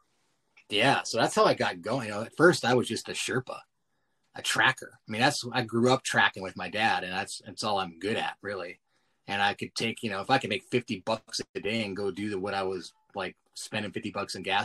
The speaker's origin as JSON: {"language": "English", "region": "Montana", "country": "United States", "tie": "born or raised there", "said": "growing up in Montana"}